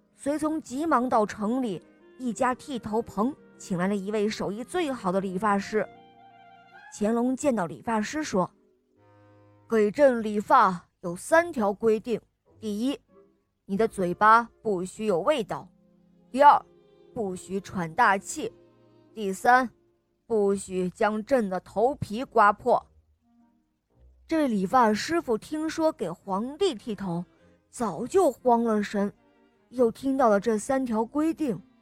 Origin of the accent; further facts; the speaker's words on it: Hangzhou, Zhejiang, China; 我们来自杭州